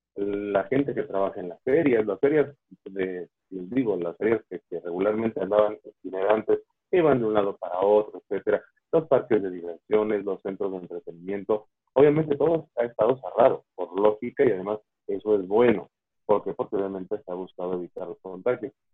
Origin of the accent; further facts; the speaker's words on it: Mexico; en México somos antojadizos